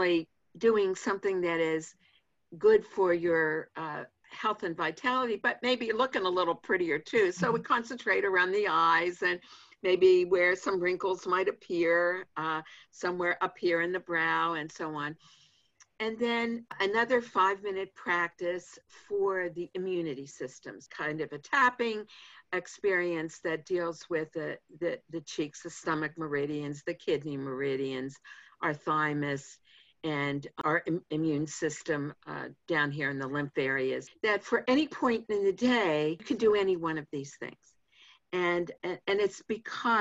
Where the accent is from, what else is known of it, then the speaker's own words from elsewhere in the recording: Pittsburgh, Pennsylvania, United States; I grew up in Pittsburgh